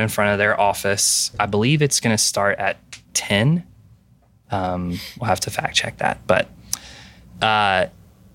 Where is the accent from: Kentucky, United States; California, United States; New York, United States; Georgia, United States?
Kentucky, United States; Western; now in Pennsylvania, United States; I grew up in Western Kentucky